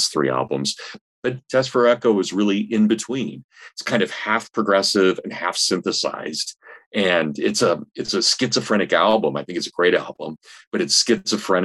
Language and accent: English; Hutchinson, Kansas, United States; I grew up in Kansas. I grew up in a medium-sized town, about 35,000 people, Hutchinson, Kansas.